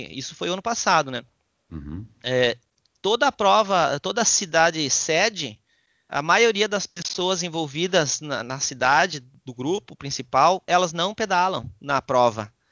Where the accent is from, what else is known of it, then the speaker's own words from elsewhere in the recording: Passo Fundo, Rio Grande do Sul, Brazil; Eu sou natural de Passo Fundo, meus familiares são de lá